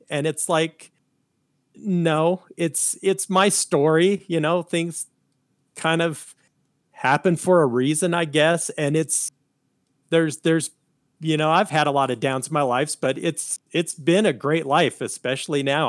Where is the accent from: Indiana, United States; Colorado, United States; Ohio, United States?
Colorado, United States; I was born here in Colorado